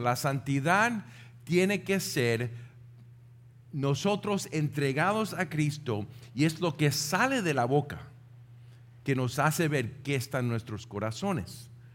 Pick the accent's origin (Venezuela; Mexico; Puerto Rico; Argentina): Puerto Rico; nosotros como puertorriqueños